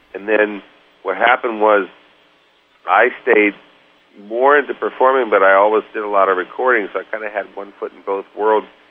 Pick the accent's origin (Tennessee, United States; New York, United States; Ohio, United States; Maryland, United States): New York, United States; suburb of; also born or lived in St. Louis, Missouri; we were living uh, in St. Louis, Missouri, and then we moved to New York New York area, actually a suburb of New York